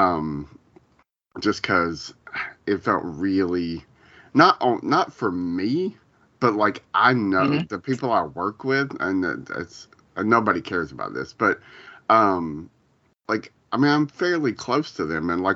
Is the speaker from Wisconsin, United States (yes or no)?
no; Columbus, Ohio, United States; when I moved from there back to Columbus, my hometown